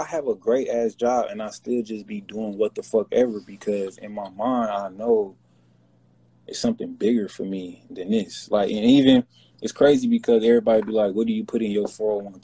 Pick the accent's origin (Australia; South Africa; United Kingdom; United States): United States; Kansas City, Missouri; I'm from Kansas City